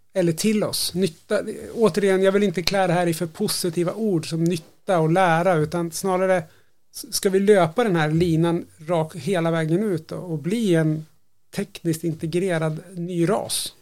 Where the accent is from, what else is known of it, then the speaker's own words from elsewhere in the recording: Sweden; jag som svensk